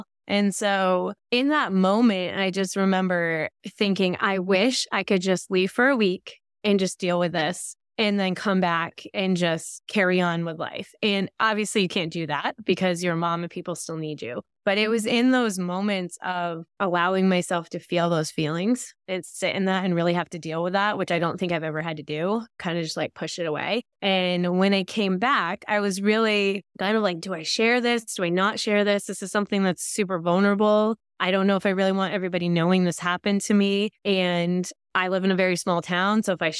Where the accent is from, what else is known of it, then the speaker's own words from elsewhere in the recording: Vermont, United States; I'm from Northern Vermont, very rural area.